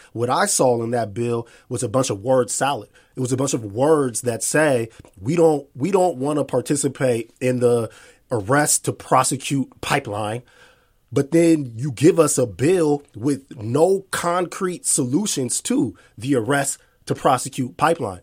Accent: Seattle, Washington, United States; I'm born and raised here

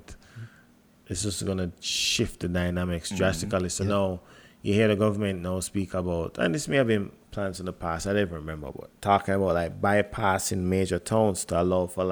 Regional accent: Jamaica; as a Jamaican

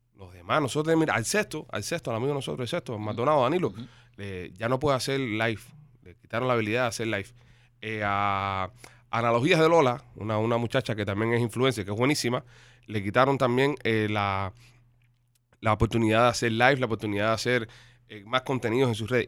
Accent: Cuba; now in Miami, United States; Yo soy cubano

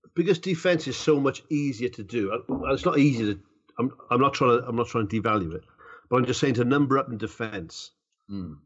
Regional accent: Barry, Wales, United Kingdom; my hometown club of Barry RFC

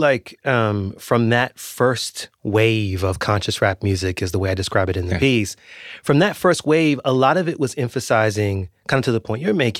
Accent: Washington, District of Columbia, United States; I grew up in Washington, D.C., and I grew up around go-go music and the D.C. punk rock scene

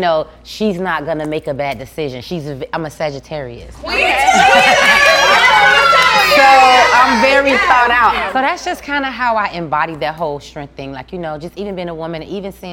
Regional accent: Miami, Florida, United States; I'm from Miami, of course. I grew up in Liberty City

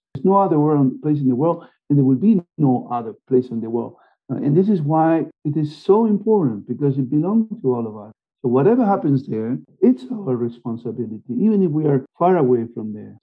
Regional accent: Argentina; moved away; also born or lived in Germany / United States / Canada / Spain; And I'm from Argentina, I lived in Germany, I lived in the US, I lived in Canada, I lived in Spain

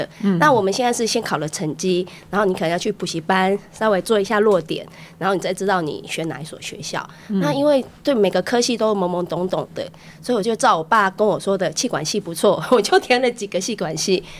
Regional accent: Keelung, Taiwan; 那我毕业以后就回来回来基隆，我是基隆人。

